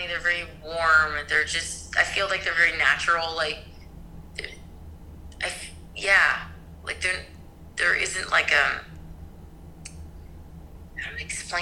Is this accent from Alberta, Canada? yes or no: no; Toronto, Ontario, Canada; I grew up in Toronto and I still live in Toronto.